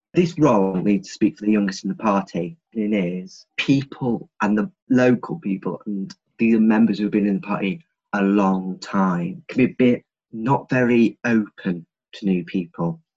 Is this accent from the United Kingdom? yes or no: yes; Grimsby, Yorkshire and the Humber, United Kingdom; I'm from Great Grimsby, and I'm proud to be from here